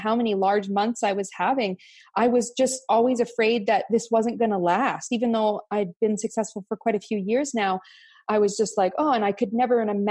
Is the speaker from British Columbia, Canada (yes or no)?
yes; Cranbrook, British Columbia, Canada; I'm from Cranbrook, BC, Canada. So a very small little town